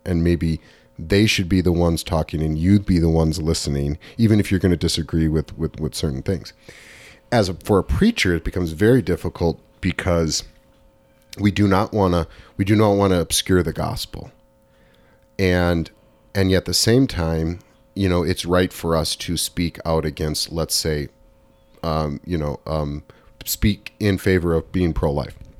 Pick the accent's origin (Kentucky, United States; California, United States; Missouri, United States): California, United States; Southern; growing up in Southern California in, in the nineteen eighties.